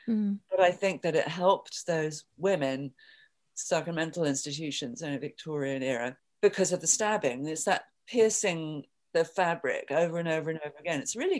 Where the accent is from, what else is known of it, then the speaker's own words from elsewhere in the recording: London, United Kingdom; now in New York, United States; I came to New York from London sort of accidentally